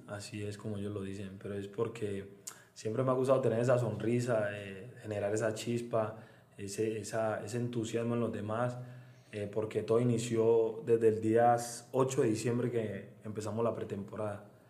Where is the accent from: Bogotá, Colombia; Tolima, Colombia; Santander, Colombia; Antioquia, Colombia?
Antioquia, Colombia; Medellín; moved away as an adult; now in San Cristóbal, Venezuela; soy exactamente de Belén. Vivo en un barrio que se llama Belén, eh, es un barrio muy grande. Y bueno, ahí, ahí, ahí estoy desde los 8 o 9 años